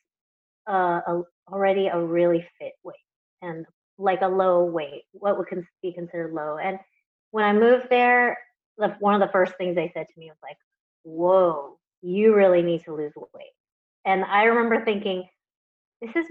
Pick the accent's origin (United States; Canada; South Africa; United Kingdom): United States; Houston, Texas; moved away as an adult; also born or lived in Los Angeles, United States / Taiwan; I was born and raised in Houston, Texas